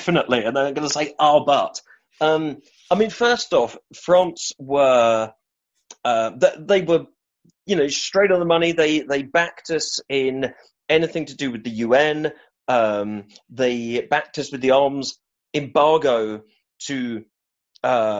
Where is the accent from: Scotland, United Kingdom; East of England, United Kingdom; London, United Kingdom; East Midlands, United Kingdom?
London, United Kingdom; now in Edinburgh, United Kingdom; I'm from Whetstone, North London